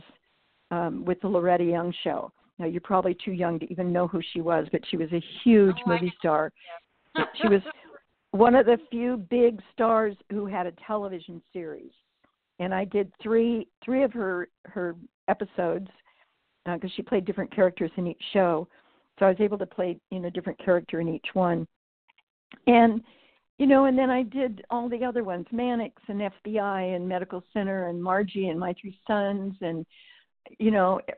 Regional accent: Northern California, United States; now in Napa Valley, California, United States; I was raised in Northern California on a farm

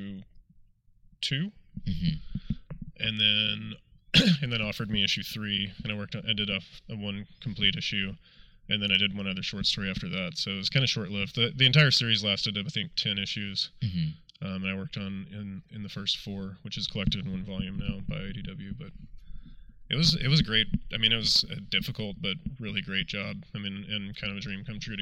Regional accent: Texas, United States; moved away; also born or lived in San Francisco; growing up in Texas, I always just like read superhero comics because that's all I could get

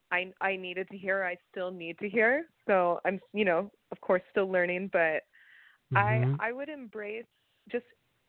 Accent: Atlanta, Georgia, United States; moved away as an adult; now in Los Angeles, United States; I came from Atlanta, born and raised, and moved out here in 2017 after finishing my master's degree

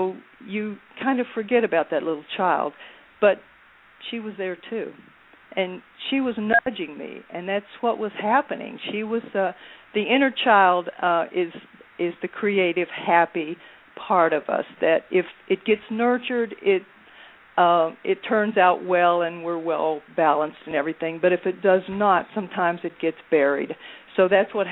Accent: West Virginia, United States; moved away; my hometown in West Virginia

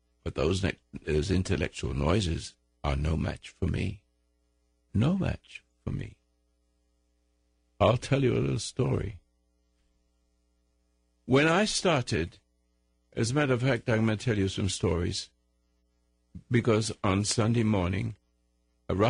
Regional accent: United States; I'm an American

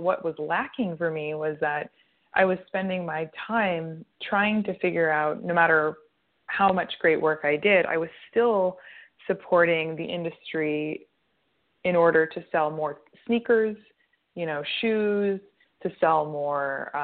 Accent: United States; moved away as an adult; also born or lived in Montreal, Canada; I'm American, but I went to McGill University in Montreal

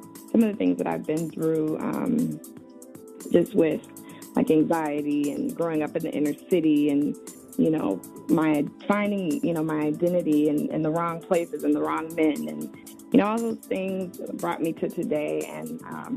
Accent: Chicago, Illinois, United States; I grew up in Chicago on the South Side

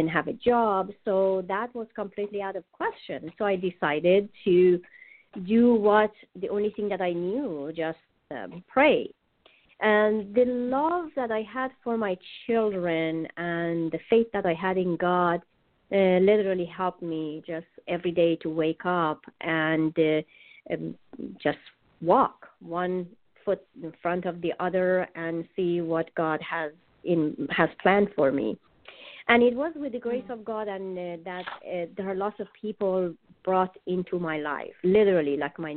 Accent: Iran; English is a second language; moved away as an adult; now in United States; I am originally from Iran. I grew up in a family that they were really loving, like the most of, you know, every family. And I lived there for almost about the first 30 years of my life, and then I moved to America

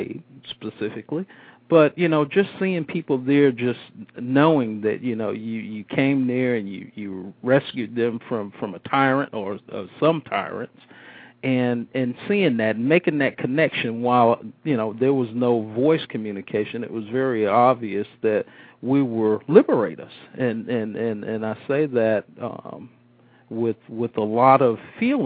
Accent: Midway, Florida, United States; also born or lived in Brooklyn, New York; When I was a young kid growing up in Midway

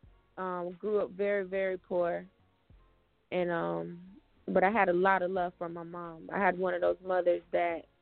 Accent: Fort Myers, Florida, United States; moved away as an adult; also born or lived in Atlanta; I'm from Fort Myers, Florida, Lee County.

